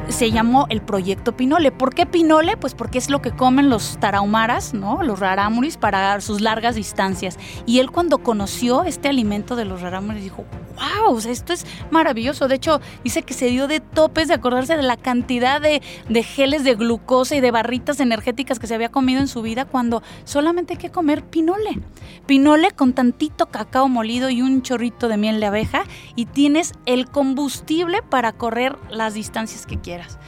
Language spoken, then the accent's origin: Spanish; Querétaro, Mexico; yo soy de aquí. Y es volver a esos orígenes, cuando vuelves a esta tierra en la que naciste